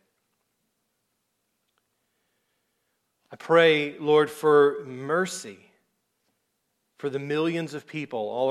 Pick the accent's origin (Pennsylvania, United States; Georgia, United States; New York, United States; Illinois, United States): Georgia, United States; South; I'm from South Georgia, and that's just how we talk